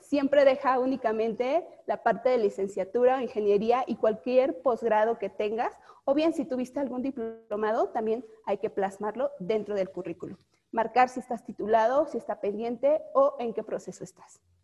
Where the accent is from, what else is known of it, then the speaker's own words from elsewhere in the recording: Mexico; somos mexicanos